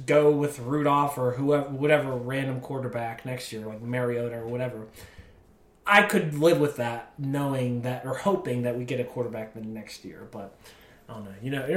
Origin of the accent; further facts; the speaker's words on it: Pittsburgh, Pennsylvania, United States; also born or lived in Buffalo, New York; We moved here when I was like 5, though, so I was lucky enough to grow up a Steelers fan